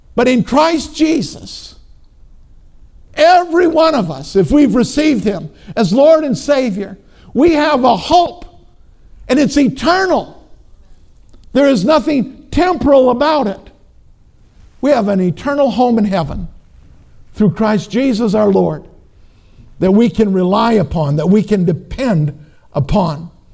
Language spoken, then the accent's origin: English; Minnesota, United States; I'm from Minnesota